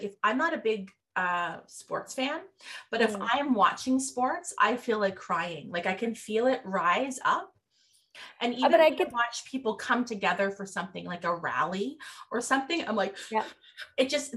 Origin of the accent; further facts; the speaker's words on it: Nova Scotia, Canada; I'm not from Newfoundland, but I am from Nova Scotia